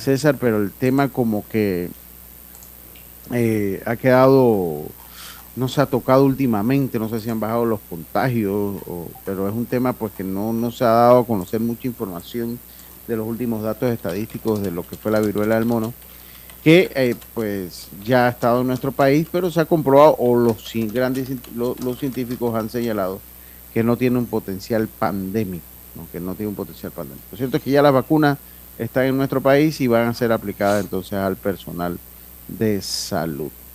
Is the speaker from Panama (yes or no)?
yes; Panama